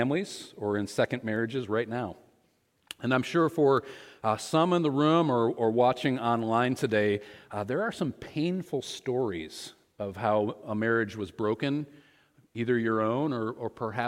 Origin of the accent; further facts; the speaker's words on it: Michigan, United States; moved away; also born or lived in Ohio; We were both born and raised in Michigan